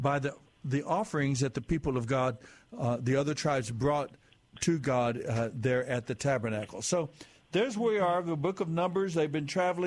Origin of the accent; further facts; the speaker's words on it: United States; my experience as an American citizen.